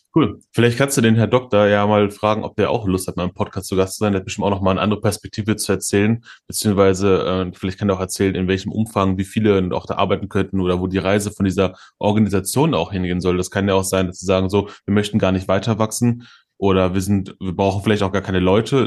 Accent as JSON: {"language": "German", "country": "Germany", "said": "wir als, als Deutsche"}